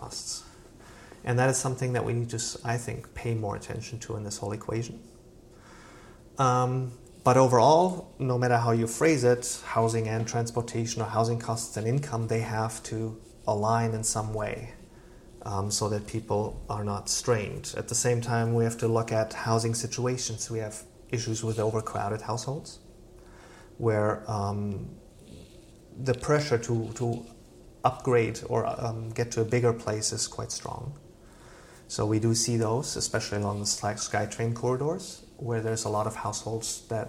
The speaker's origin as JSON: {"language": "English", "country": "Germany", "tie": "born or raised there", "moved": "yes", "lives_now": "Vancouver, Canada", "said": "when I grew up in Germany, I grew up in a rental row house"}